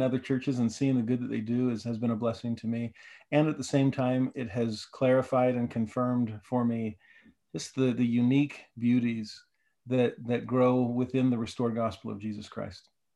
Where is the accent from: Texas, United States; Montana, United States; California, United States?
California, United States; Southern; moved away as an adult; also born or lived in Puerto Rico / Nashville, Tennessee; I grew up in Southern California